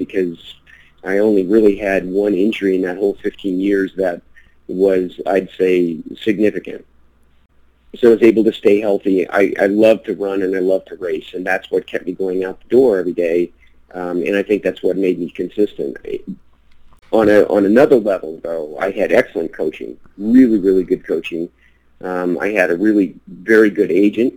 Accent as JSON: {"language": "English", "region": "Colorado", "country": "United States", "tie": "born or raised there", "also_born_or_lived": "Washington, D.C.", "said": "my dad originally was a lawyer in D.C. for the federal government, retired, and then moved to Colorado when I was 10"}